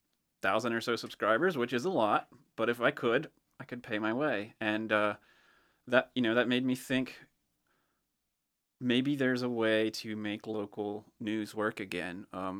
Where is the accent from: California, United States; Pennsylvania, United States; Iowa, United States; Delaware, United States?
Delaware, United States; Greenwood; also born or lived in Ohio; I'm from Greenwood. I spent a number of years in Ohio, and then we moved back to Delaware in 2013.